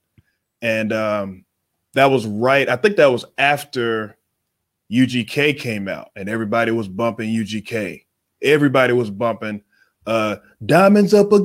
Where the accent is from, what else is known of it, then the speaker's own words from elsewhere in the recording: Waco, Texas, United States; moved away as an adult; I'm coming from Waco, Texas